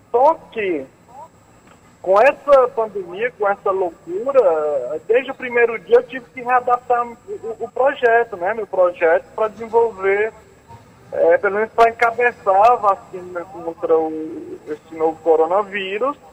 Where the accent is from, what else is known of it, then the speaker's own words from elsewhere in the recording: Northeast Region, Brazil; Eu inglês, vocês percebem, né? Que eu sou nordestino.